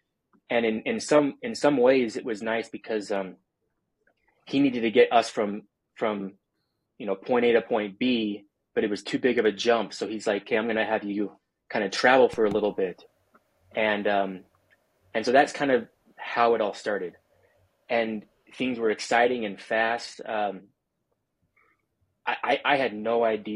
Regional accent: Provo, Utah, United States; now in St. George, United States; I born and raised in Provo and was living in Provo

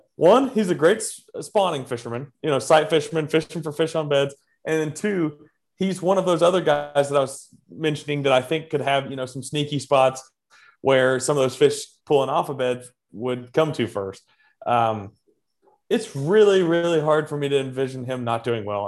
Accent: Central Arkansas, United States; growing up in Central Arkansas, I fished all three of those places.

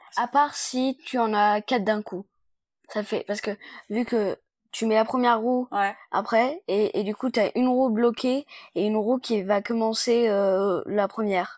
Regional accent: China; je suis née en Chine et j'ai 10 ans

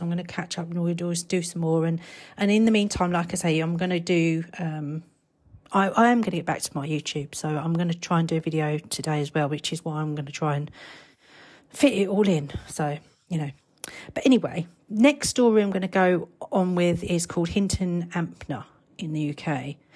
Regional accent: United Kingdom; I'm British and I'm not, uh, an American

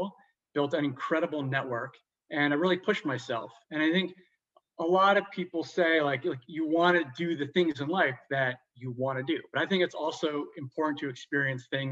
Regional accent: New Jersey, United States; moved away as an adult; also born or lived in Boston / Chicago; now in Los Angeles, United States; I grew up on the East Coast in Jersey

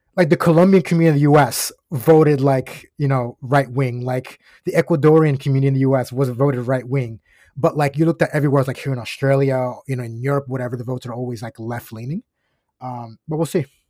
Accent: Osceola County, Florida, United States; I grew up in Osceola County, Florida

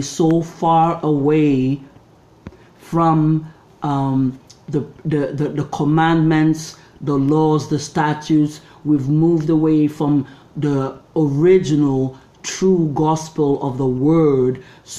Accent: Nigeria; moved away as an adult; also born or lived in Canada; now in Toronto, Canada; I grew up in Nigeria till I was 20, came to Canada, and lived here for another 20

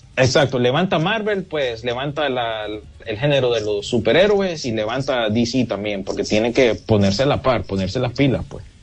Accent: Honduras

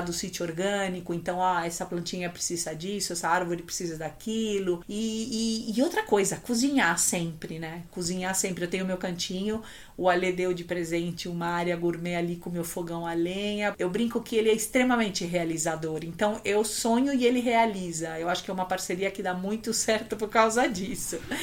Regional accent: Chile; also born or lived in Brazil; now in São Paulo, Brazil; Eu tenho saudades da minha terra

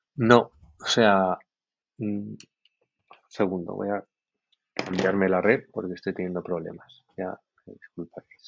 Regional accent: Valencian Community, Spain; yo que soy valenciano

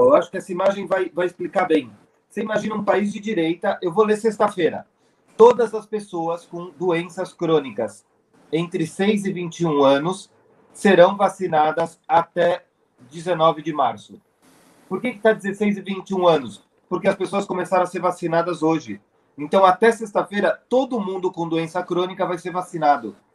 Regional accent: Brazil; now in Chile; Eu sou brasileiro, eu nasci no Brasil

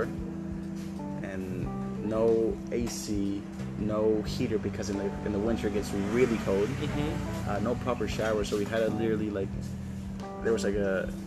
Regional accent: Chile; also born or lived in United States; now in Bali, Indonesia; I grew up in Chile, and for me, living here in Bali

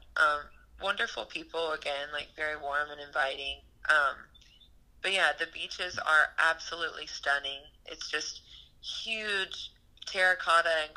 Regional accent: United States; our identity as Americans

